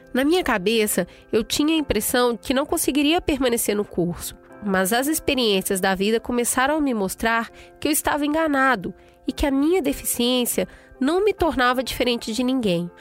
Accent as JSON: {"language": "Portuguese", "region": "Piauí", "country": "Brazil", "said": "Eu sou piauiense com muito orgulho"}